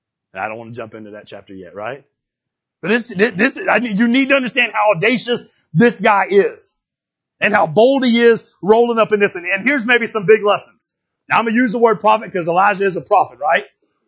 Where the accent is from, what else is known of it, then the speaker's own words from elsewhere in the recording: Florida, United States; I'm from Florida.